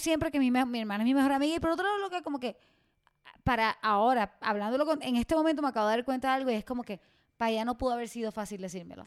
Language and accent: Spanish; Puerto Rico; moved away as an adult; yo me siento como mala puertorriqueña